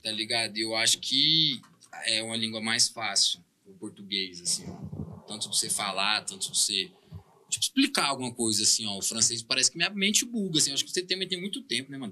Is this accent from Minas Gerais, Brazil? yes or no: yes; Uberlândia, Minas Gerais, Brazil; also born or lived in Belgium; eu sou daqui do Berlândia